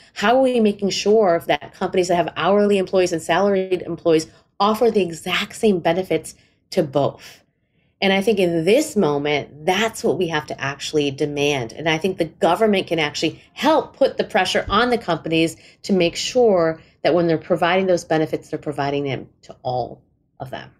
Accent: India; I'm Indian

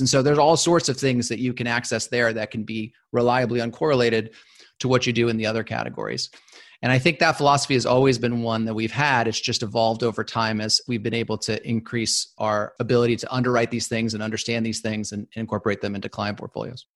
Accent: Los Angeles, California, United States; moved away as an adult; I grew up in Los Angeles.

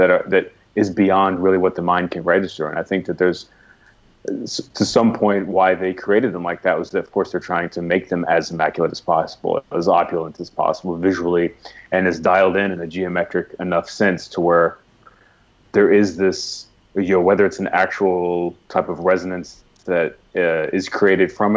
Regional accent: United States; being American and growing up American

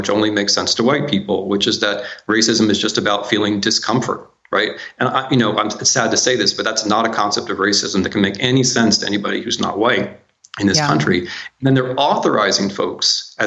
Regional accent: United States; I'm an American, I'm a historian, but I work mostly in other countries

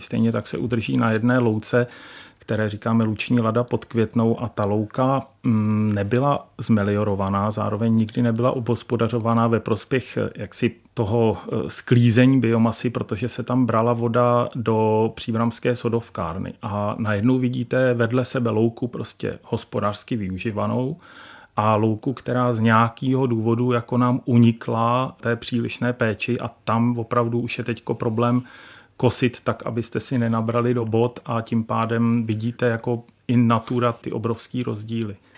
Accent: Czechia; Já jsem eh, z Podbrdská, tam ty vlhké louky

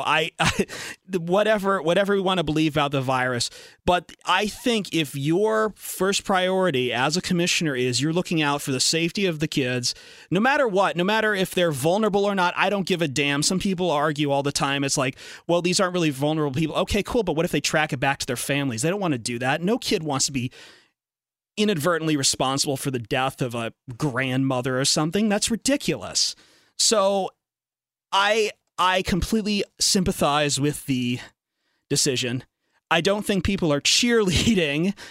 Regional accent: Toledo, Ohio, United States; I grew up in Toledo and University of Toledo, Bowling Green State University

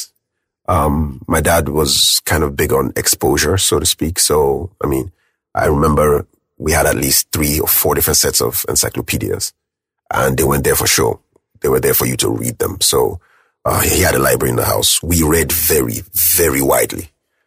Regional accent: Benin City, Edo, Nigeria; moved away as an adult; I was born in Benin City, Edo State.

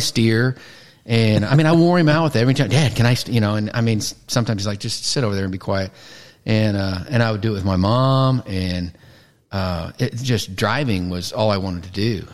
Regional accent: Missouri, United States; moved away as an adult; now in Aledo, United States; Originally from Missouri, like a lot of people, moved to Texas with uh, with my job

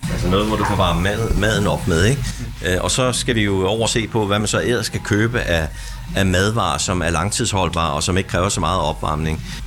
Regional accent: Denmark; vi som danskere

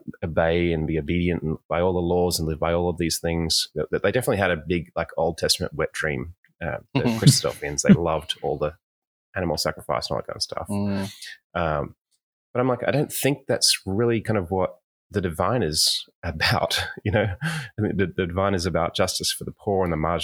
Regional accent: Sydney, New South Wales, Australia; I was born in Sydney, Australia

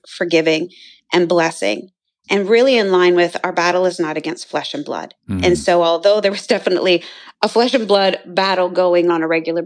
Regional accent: Canada; I grew up in Canada

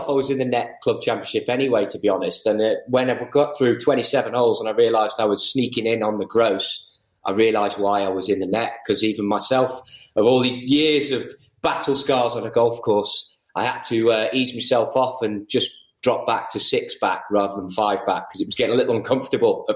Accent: the Wirral, North West England, United Kingdom; moved away; I'm from the Wirral, so my stomping ground is Cheshire, Lancashire

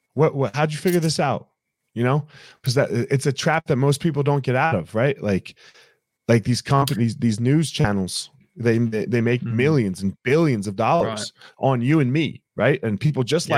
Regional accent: United States; I'm I'm African American

